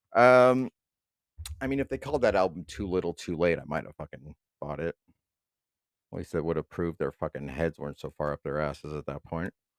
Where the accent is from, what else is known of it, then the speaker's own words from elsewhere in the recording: East Bay, California, United States; I'm from the East Bay